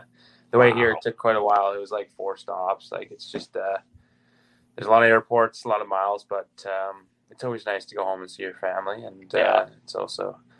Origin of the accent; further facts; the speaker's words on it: New Jersey, United States; now in Youngstown, United States; I'm from New Jersey, small town, Old New Jersey.